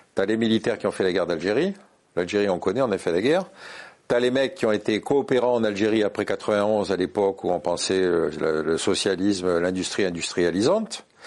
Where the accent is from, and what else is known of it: France